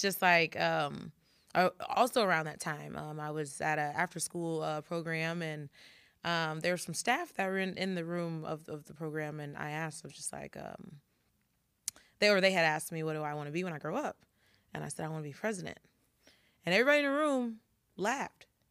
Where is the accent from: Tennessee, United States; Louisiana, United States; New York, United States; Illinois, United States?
Illinois, United States; Carbondale; we're both from Carbondale